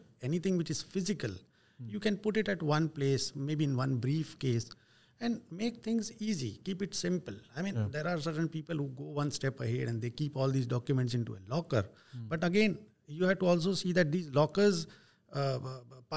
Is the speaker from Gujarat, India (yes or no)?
yes; Vadodara, Gujarat, India; I'm from Gujarat, Baroda